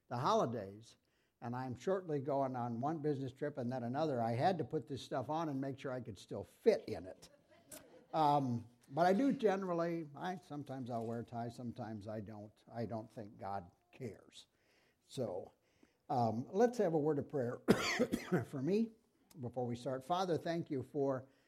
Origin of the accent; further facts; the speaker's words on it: Sibley, Iowa, United States; also born or lived in Milford, Iowa; I grew up in Sibley, Iowa.